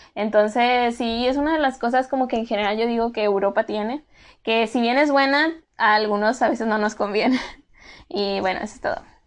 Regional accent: Mexico; also born or lived in Germany; nosotros como mexicanos

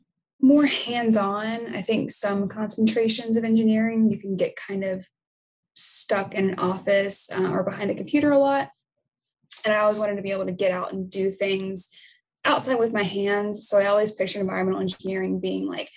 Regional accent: Nashville, Tennessee, United States; also born or lived in southern Indiana; now in Indiana, United States; I'm originally from the Nashville, Tennessee area, and I'm currently living in southern Indiana near Louisville, Kentucky

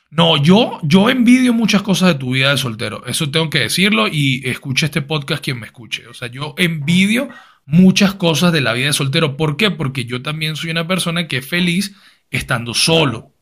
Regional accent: Caracas, Capital District, Venezuela; nosotros que nos criamos en Venezuela, en Caracas, los colegios son católicos

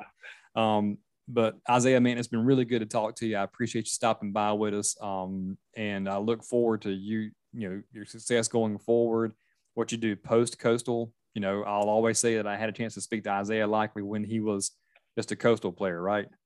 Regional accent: Myrtle Beach, South Carolina, United States; now in Charleston, United States; I live in Charleston area, but I grew up in Myrtle Beach

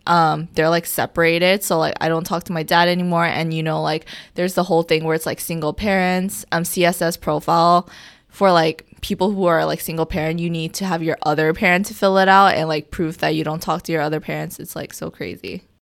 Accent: New York City, New York, United States; I'm from New York City

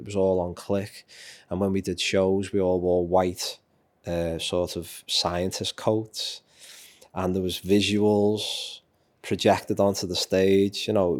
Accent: Liverpool, North West England, United Kingdom; I'm a Liverpoolian, I'm a Scouser, and this town will, or city will always mean the world to me.

